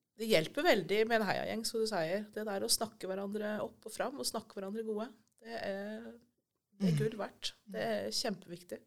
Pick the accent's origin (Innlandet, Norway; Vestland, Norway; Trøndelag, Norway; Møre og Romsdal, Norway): Innlandet, Norway; Elverum; moved away as an adult; now in Ryfylke, Norway; Jeg kommer fra Elverum, egentlig. Ja. Så jeg er fra dype skogene på indre Østlandet.